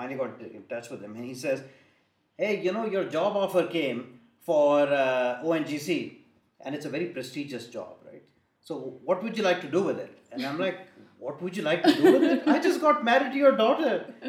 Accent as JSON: {"language": "English", "country": "Thailand", "tie": "born or raised there", "said": "I told them that I grew up in Thailand"}